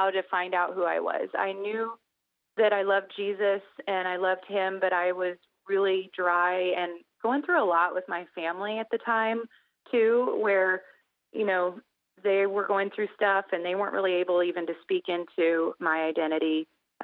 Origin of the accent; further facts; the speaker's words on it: Indiana, United States; I'm from Indiana